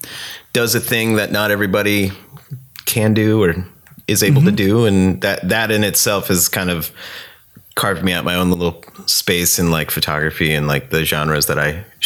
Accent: Scranton, Pennsylvania, United States; moved away; I grew up in Scranton, Pennsylvania. It's a shitty, depressing coal mining town. There used to be a lot of old money there.

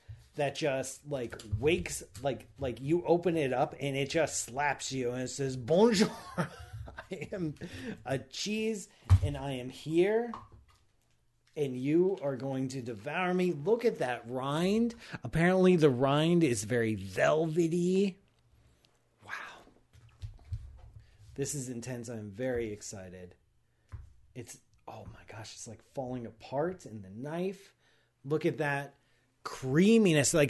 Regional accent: Ohio, United States; I'm from Ohio

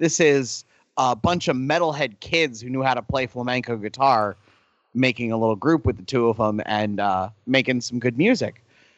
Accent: Mexico; moved away; Like, yes, we grew up in Mexico. We got bored of their music, so we went to Europe, and somehow we fucking ended up in Ireland

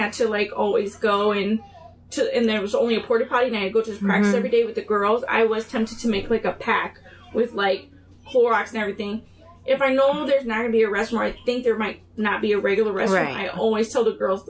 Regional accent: California, United States; now in Tennessee, United States; They were everywhere where I grew up in California. When we moved to Tennessee, there weren't any.

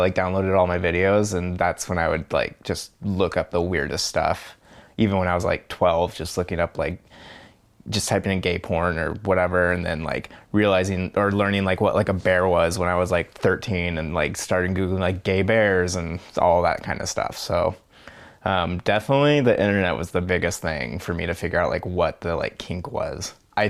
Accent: Bainbridge Island, Washington, United States; I'm 29 years old and I grew up over on Bainbridge Island.

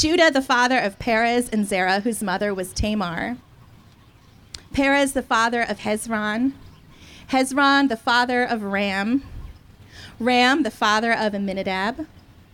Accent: United States; accent: American; my total American accent

